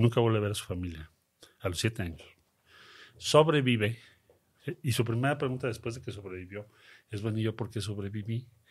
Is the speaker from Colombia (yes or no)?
no; Mexico City, Mexico; Crecimos en Coyoacán